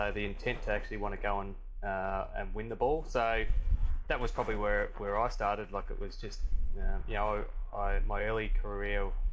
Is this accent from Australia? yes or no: yes; Perth, Western Australia, Australia; also born or lived in Melbourne; now in Byron Bay, Australia; I was really fortunate growing up in Perth.